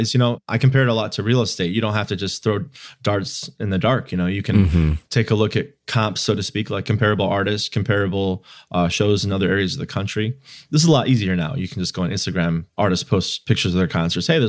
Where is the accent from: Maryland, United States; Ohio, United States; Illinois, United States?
Illinois, United States; Chicago; also born or lived in Indiana; I was in college in Indiana, but I'm from Chicagoland.